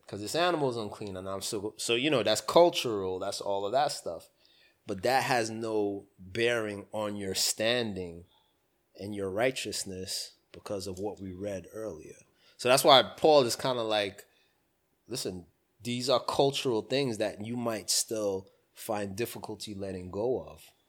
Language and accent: English; United States; I'm American